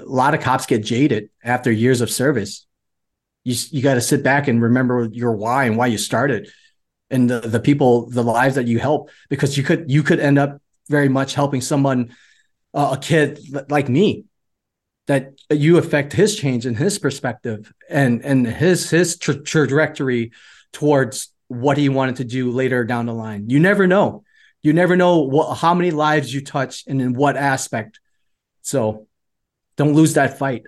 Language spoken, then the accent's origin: English; Chicago, Illinois, United States; also born or lived in Vietnam; I grew up in the inner cities of Chicago. Uh, for the uh, majority of my uh, youth to my teens